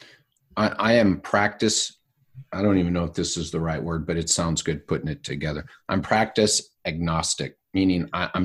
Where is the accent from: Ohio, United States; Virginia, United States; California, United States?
California, United States; accent: California; my California accent